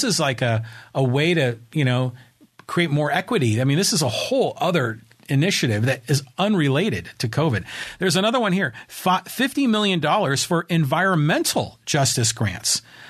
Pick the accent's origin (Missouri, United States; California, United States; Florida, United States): California, United States; Burlingame; I was raised in Burlingame, and I remember they built BART, and it was always on the East Bay.